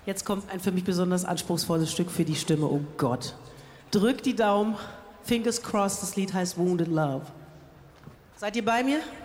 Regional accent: Berlin, Germany; Ich bin ja aus Berlin

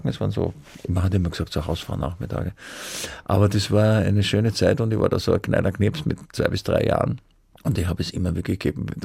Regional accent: Vienna, Austria; Ich bin halt ein Wiener, ich schwärme heute ein bisschen.

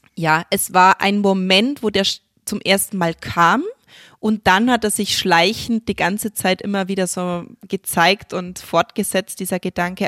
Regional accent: Germany; bei uns in Deutschland

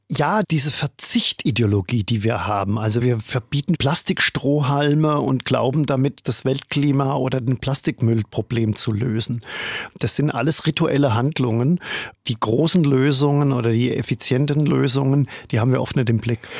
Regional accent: Germany; moved away as an adult; now in New York, United States; ich bin Deutscher und Valerie, meine Frau, die ist Österreicherin

